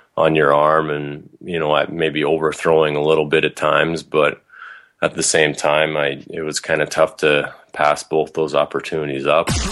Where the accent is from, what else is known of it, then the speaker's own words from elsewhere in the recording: Calgary, Alberta, Canada; also born or lived in Idaho / Kentucky; I grew up in Calgary.